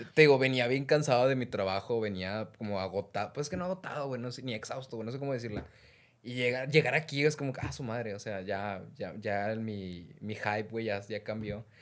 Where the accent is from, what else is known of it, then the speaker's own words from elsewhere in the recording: Mexico; nosotros como, como, mexicanos